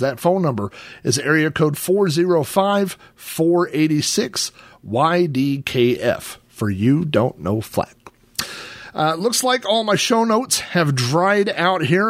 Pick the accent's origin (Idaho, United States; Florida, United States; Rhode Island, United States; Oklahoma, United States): Oklahoma, United States; When I was a kid growing up in Oklahoma